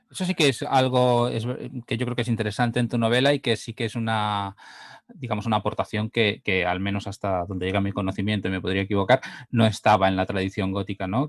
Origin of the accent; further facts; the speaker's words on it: Catalonia, Spain; tanto Alex como yo somos eh, catalanes